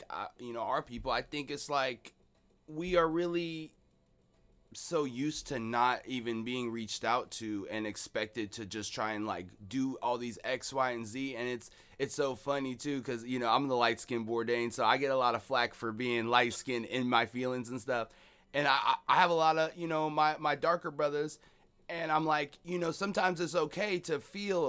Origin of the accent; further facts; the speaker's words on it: Seattle, Washington, United States; I'm from Seattle, right? Born and raised in Seattle.